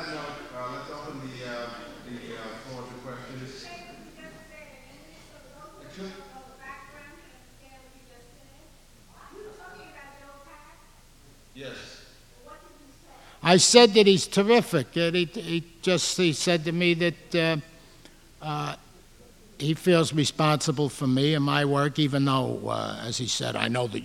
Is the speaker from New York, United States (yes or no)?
yes; New York City, New York, United States; I come from Ozone Park.